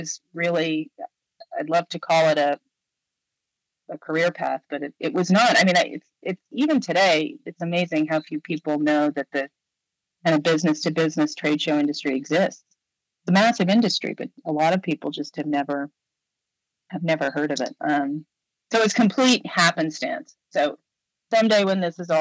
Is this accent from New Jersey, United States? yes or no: no; New York City, New York, United States; when I moved back to New York, which is where I was born and raised, I'm from Manhattan